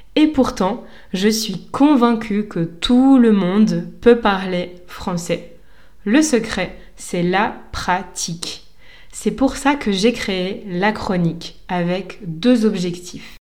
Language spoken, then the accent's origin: French; Lille, Hauts-de-France, France; moved away as an adult; now in Lisbon, Portugal; je suis française et j'enseigne le français depuis 7 ans. Je suis née à Lille, dans le nord de la France